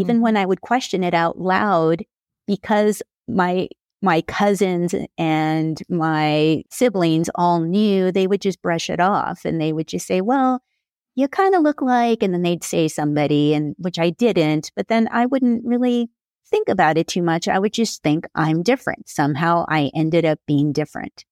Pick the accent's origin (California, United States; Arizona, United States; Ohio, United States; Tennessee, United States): California, United States; Carpinteria; I am from Carpinteria, California